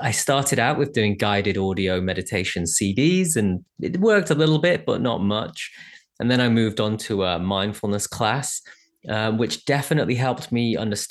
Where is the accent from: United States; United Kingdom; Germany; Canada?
United Kingdom; England; being English